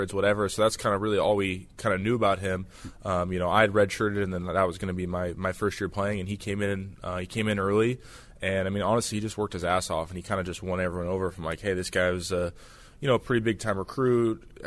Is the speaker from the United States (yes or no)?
yes; Washington, United States; growing up in Washington